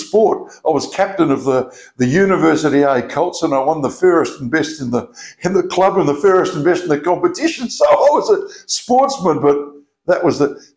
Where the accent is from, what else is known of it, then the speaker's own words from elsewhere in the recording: Narrogin, Western Australia, Australia; also born or lived in Perth; I grew up in Narrogin. My first 11 years were in Narrogin